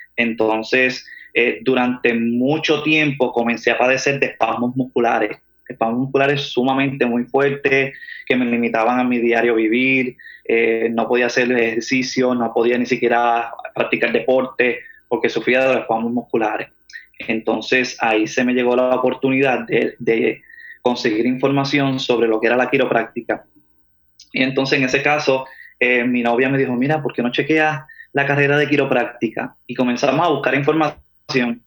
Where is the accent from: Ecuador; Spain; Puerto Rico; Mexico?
Puerto Rico; Manatí; moved away as an adult; now in Atlanta, United States; yo nací en Manatí, pasé mi niñez en Manatí, estudié en Manatí